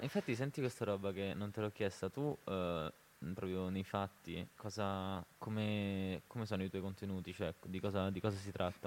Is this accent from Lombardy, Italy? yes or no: no; Rome, Lazio, Italy; now in Turin, Italy; da romano